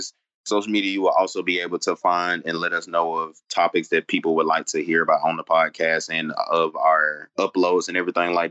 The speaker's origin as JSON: {"language": "English", "town": "Phenix City", "region": "Alabama", "country": "United States", "said": "I'm from Phoenix City, Alabama."}